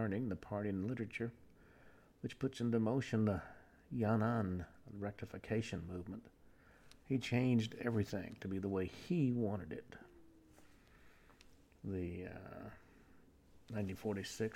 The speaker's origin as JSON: {"language": "English", "region": "Deep South", "country": "United States", "tie": "born or raised there", "said": "I grew up in the Deep South"}